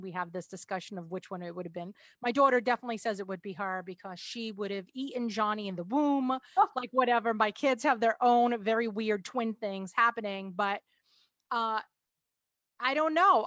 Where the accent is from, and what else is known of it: New York, United States